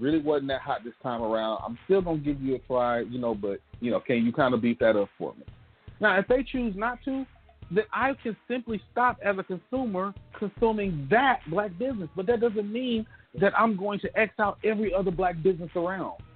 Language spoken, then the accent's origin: English; Gulfport, Mississippi, United States; my hometown, Gulfport, uh, Mississippi